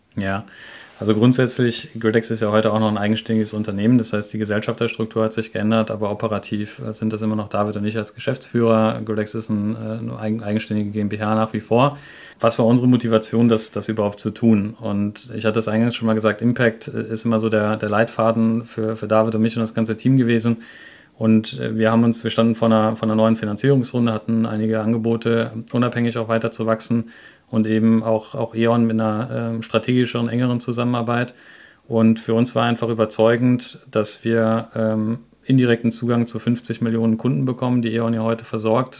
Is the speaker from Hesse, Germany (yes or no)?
no; Grevenbroich, North Rhine-Westphalia, Germany; bin ich in Grevenbruch groß geworden